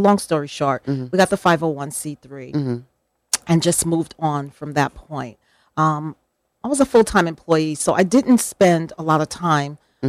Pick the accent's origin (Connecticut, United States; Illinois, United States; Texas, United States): Connecticut, United States; New Haven; I was born and raised in New Haven.